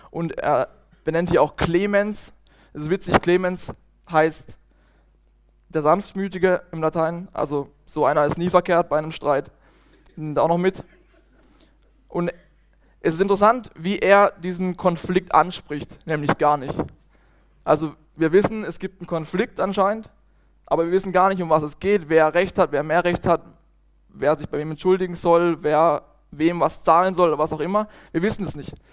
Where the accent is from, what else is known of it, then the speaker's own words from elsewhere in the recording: Bötzingen, Baden-Württemberg, Germany; Ich komme aus Bötzing, aus einer schönen Weingegend, im Kaiserstuhl.